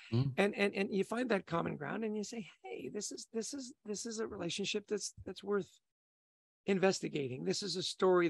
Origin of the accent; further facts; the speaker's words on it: Canada; as we would say in Canada